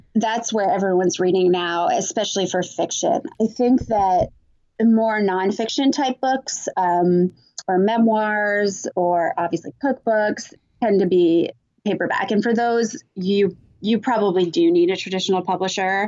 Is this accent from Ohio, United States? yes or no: no; Vermont, United States; moved away; growing up in Vermont